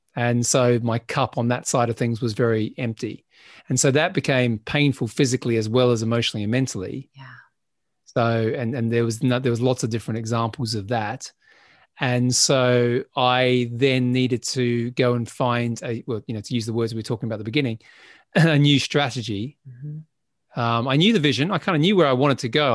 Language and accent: English; Adelaide, South Australia, Australia; moved away as an adult; when I left my hometown in Adelaide, South Australia